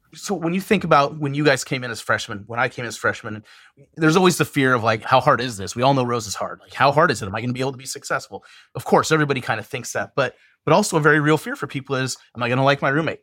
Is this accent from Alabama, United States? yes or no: no; Western Montana, United States; moved away as an adult; now in Terre Haute, United States; I was born and raised in Western Montana